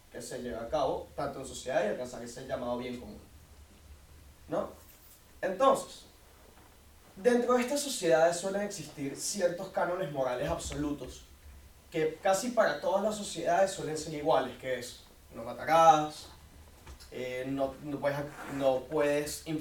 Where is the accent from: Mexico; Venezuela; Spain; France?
Venezuela; Caracas, Capital District; eh, soy de Caracas, Venezuela.